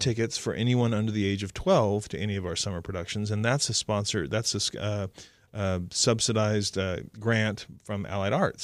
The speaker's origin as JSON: {"language": "English", "region": "Oklahoma", "country": "United States", "tie": "born or raised there", "said": "I grew up in a time in the seventies in Oklahoma"}